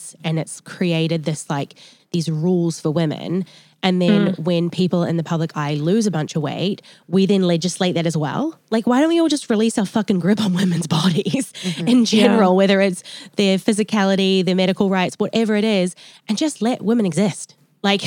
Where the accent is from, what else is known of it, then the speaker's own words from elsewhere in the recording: New Zealand; now in United States; I'm from New Zealand and like I was really raised in quite like a holistic way. And then I came to America